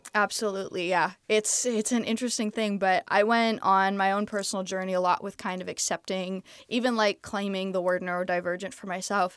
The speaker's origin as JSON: {"language": "English", "country": "Canada", "also_born_or_lived": "Texas", "moved": "yes", "lives_now": "Los Angeles, United States", "said": "I'm Canadian."}